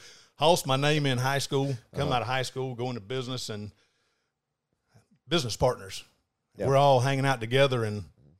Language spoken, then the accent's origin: English; Panama City, Florida, United States; Born and raised, Panama City. Moved to Atlanta, Georgia for about 7 months when I was 20, turned 21 in Atlanta.